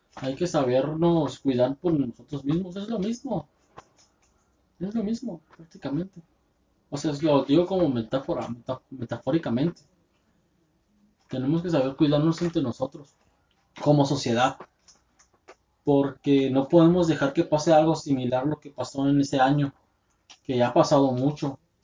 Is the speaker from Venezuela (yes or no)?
no; Tijuana, Baja California, Mexico; somos de Tijuana. Somos del norte.